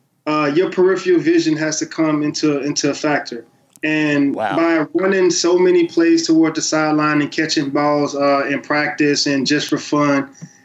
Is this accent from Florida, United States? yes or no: yes; the Muck, Florida, United States; the Muck, which is my hometown